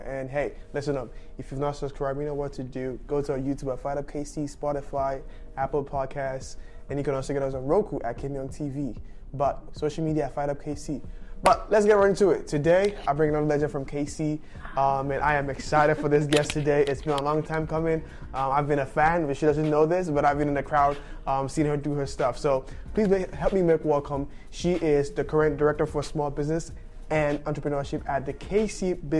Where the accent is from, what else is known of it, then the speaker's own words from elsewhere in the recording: Nigeria; now in Kansas City, United States; I'm from Nigeria, so like, there's no winter